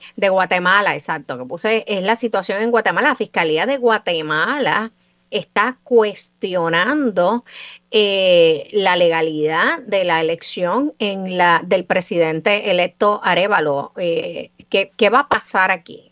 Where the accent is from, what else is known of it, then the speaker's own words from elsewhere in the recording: Puerto Rico; nosotros somos puertorriqueños